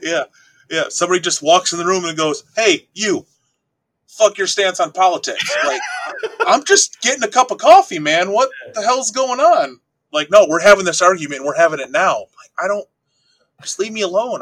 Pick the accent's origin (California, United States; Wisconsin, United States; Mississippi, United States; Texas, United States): Wisconsin, United States; I'm from a small town in Wisconsin of about 1,200 people